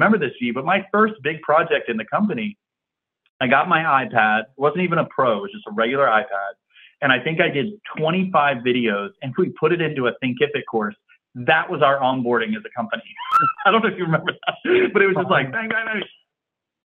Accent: Virginia Beach, Virginia, United States; Virginia Beach, Virginia

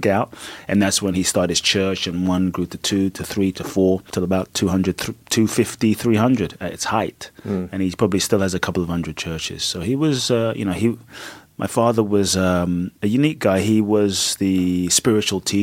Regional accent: London, United Kingdom; moved away as an adult; also born or lived in Ghana / Peckham; I grew up in London

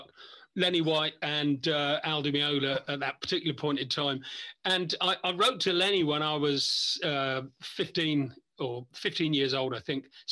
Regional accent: Isle of Wight, South East England, United Kingdom; I'm come from the Isle of Wight.

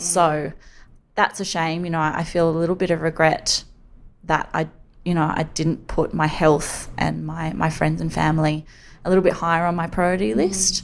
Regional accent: Sydney, New South Wales, Australia; growing up on Sydney's northern beaches.

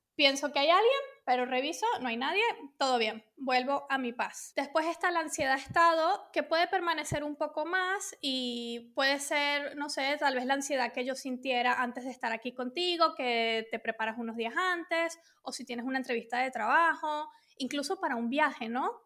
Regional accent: Venezuela; moved away as an adult; also born or lived in London; now in Spain; originalmente soy de Venezuela, entonces digamos que me crié allí

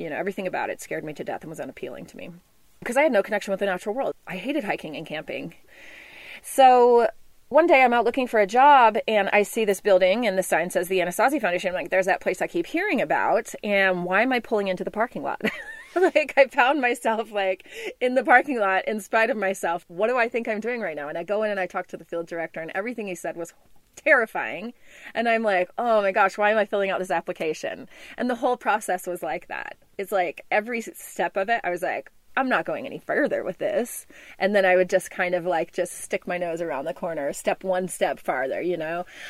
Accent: Memphis, Tennessee, United States; moved away; also born or lived in Texas / Sonoran Desert; I was born in Texas, but I grew up in Memphis, Tennessee

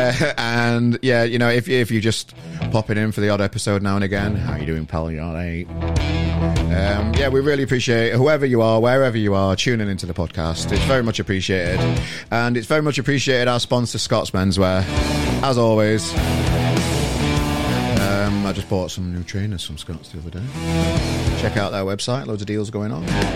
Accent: Sheffield, Yorkshire and the Humber, United Kingdom; I'm from Sheffield originally, if anybody didn't know, with this accent

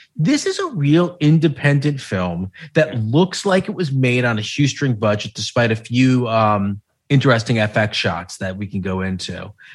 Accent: United States; as an American

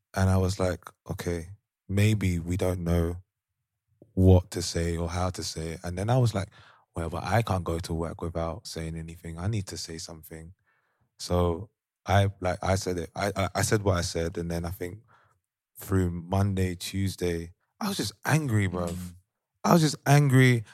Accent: London, United Kingdom; moved away as an adult; now in Amsterdam, Netherlands; young black males growing up in London

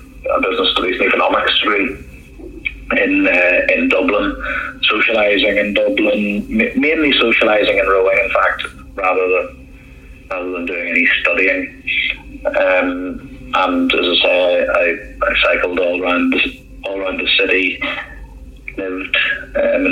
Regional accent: Holywood, Northern Ireland, United Kingdom; moved away as an adult; I grew up in Northern Ireland, just in a place called Hollywood

